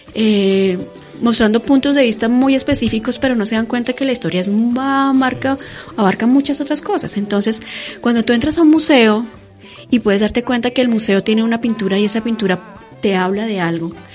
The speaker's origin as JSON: {"language": "Spanish", "country": "Colombia", "said": "nosotros como colombianos"}